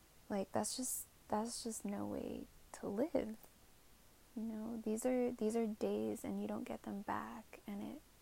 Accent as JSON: {"language": "English", "town": "San Jose", "region": "California", "country": "United States", "said": "I'm from San Jose, it's Bay Area."}